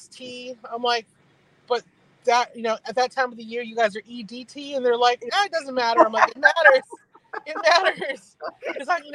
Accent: Hawaii, United States; moved away as an adult; also born or lived in Los Angeles / Las Vegas; Born and raised in Hawaii, I did spend 4 years in Los Angeles, 4 years in Las Vegas, but I'm back here

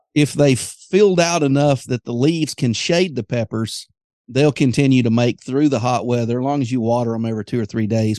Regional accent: Greenwood, Arkansas, United States; Greenwood, Arkansas, my hometown

